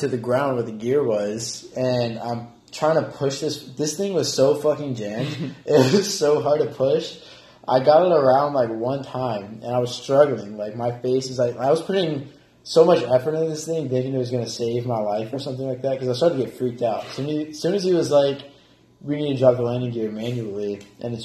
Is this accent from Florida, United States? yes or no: no; Auburn, Alabama, United States; moved away; my hometown, Auburn, in Alabama